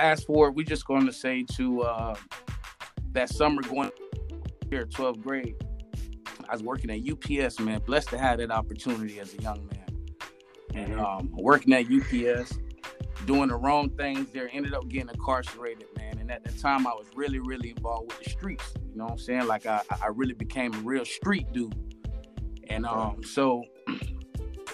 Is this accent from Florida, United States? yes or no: yes; West Palm Beach, Florida, United States; also born or lived in Avon Park, Florida / Port St. Lucie, Florida; I'm from West Palm Beach, Florida